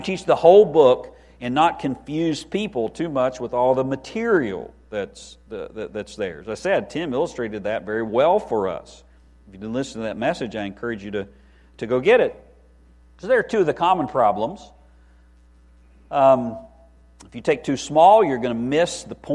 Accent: West Virginia, United States; now in Lynchburg, United States; I'm from West Virginia

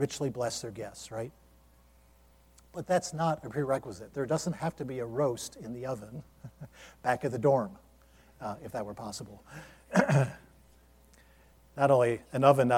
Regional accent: Ohio, United States; now in Lynchburg, Virginia, United States; this church in my hometown, where I grew up unsaved

